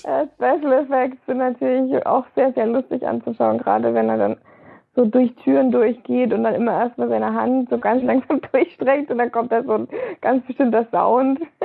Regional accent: Germany; bei uns in Deutschland

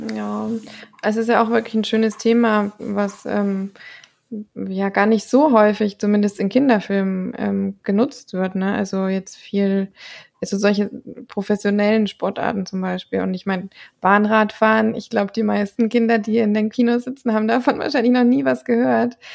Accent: Thuringia, Germany; ich komme eben aus Thüringen tatsächlich, ähm, oder wir kommen aus Thüringen

